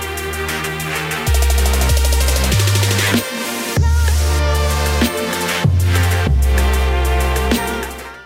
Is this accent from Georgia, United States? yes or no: yes; Atlanta, Georgia, United States; I am coming from the east side